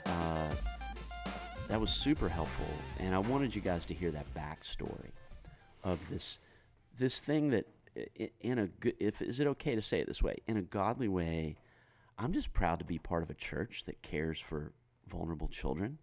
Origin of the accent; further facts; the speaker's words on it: United States; as an American guy